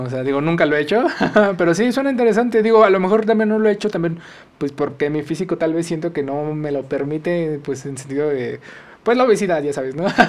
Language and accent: Spanish; Mexico; nosotros como mexicanos